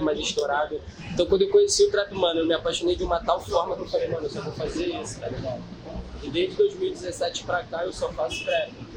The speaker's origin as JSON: {"language": "Portuguese", "region": "Rio de Janeiro", "country": "Brazil", "said": "primeira vez que eu saí do Rio"}